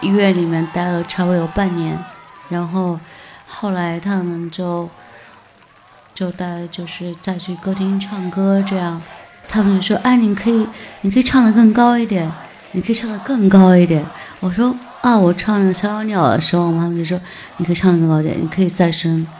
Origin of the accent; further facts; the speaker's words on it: southern China, China; now in Beijing, China; 我是一个来自南方的歌手，